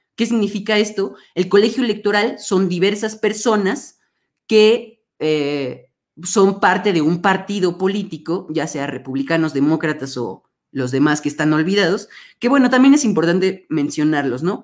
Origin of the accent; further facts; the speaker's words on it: Mexico; aquí en México